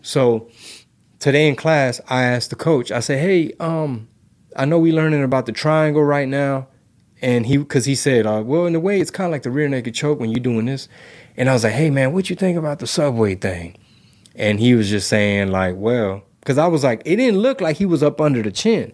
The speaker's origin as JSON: {"language": "English", "country": "United States", "tie": "born or raised there", "said": "growing up in the United States of America"}